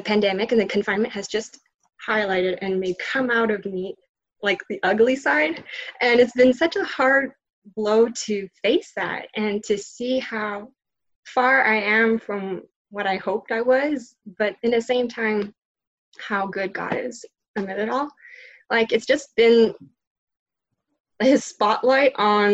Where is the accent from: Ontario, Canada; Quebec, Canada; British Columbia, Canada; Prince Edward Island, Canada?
Quebec, Canada; Trois-Rivières; also born or lived in Montreal; my whole family is in Trois-Rivières, my hometown